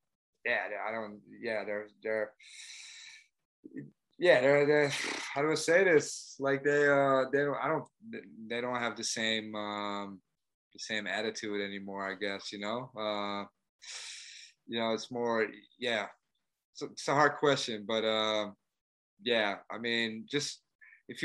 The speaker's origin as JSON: {"language": "English", "town": "Amsterdam", "region": "North Holland", "country": "Netherlands", "said": "I'm from Amsterdam. So I always lived in Amsterdam"}